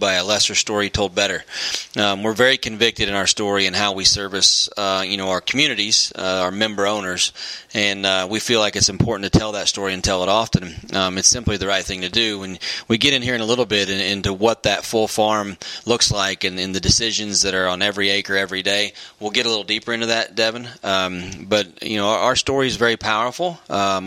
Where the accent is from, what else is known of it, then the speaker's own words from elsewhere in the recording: Greenfield, Indiana, United States; moved away as an adult; now in Kewanee, United States; I grew up in Greenfield, Indiana, just east of Indianapolis in a rural community